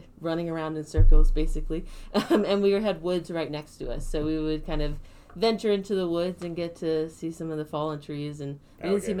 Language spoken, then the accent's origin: English; Baton Rouge, Louisiana, United States; born or raised there